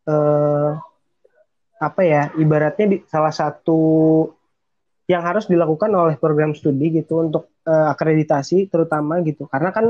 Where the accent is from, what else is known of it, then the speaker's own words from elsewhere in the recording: Depok, West Java, Indonesia; asli sebenarnya gue asli Depok gitu terus uh, ya anak biasa yang pengen kuliah di PTN negeri tiba-tiba dapet uh, jalannya ke Unsika